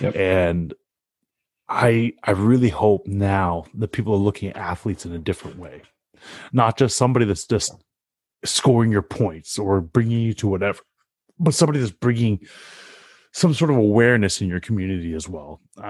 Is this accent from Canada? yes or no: yes; Canada; We're Canadian.